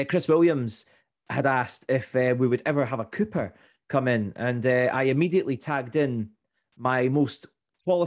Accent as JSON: {"language": "English", "area": "Fife", "region": "Scotland", "country": "United Kingdom", "tie": "born or raised there", "said": "I grew up in Fife"}